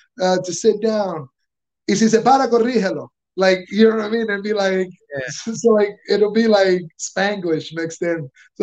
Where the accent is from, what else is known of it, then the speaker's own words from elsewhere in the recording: Venezuela; I'm from Venezuela. I speak Spanish if you prefer.